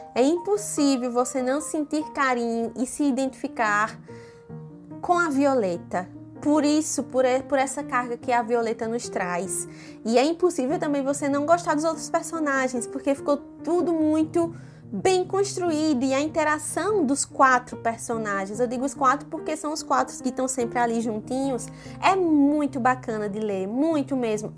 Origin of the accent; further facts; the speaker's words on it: Pernambuco, Brazil; accent: Pernambuco; Eu sei que eu também tenho sotaque. Sotaque de Pernambuco também é forte, bem arrastado